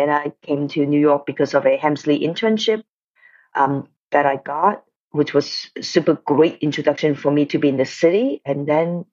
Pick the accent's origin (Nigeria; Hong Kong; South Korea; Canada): Hong Kong; moved away as an adult; also born or lived in Detroit, Michigan, United States; now in United States; First of all, I was born in Detroit, but then I went back to Hong Kong when I was like 4 years old. So I mostly grew up in Hong Kong. I stayed in Hong Kong until college time and then come to the States